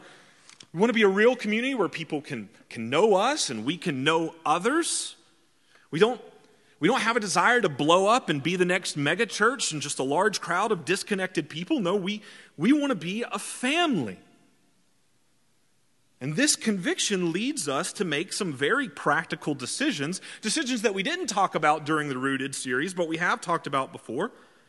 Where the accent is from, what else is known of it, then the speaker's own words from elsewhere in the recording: Georgia, United States; accent: redneck; I've worked very hard to shed my redneck accent that I had growing up in the deep woods of South Georgia.